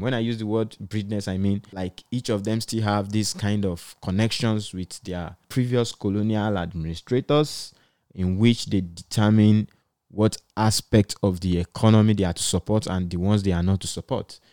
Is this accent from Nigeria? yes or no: yes; Nigeria; as a Nigerian